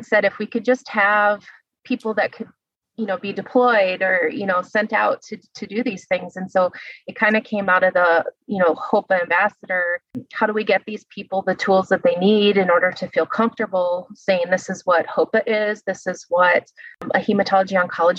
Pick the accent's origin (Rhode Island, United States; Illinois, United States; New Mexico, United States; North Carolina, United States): Illinois, United States; moved away; I'm from Illinois, actually, originally. I'm from kind of the rural side of the state, towards the Iowa border.